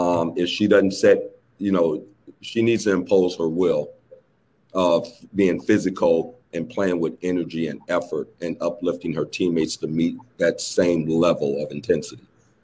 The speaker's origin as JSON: {"language": "English", "town": "Detroit", "region": "Michigan", "country": "United States", "tie": "born or raised there", "said": "growing up in Detroit."}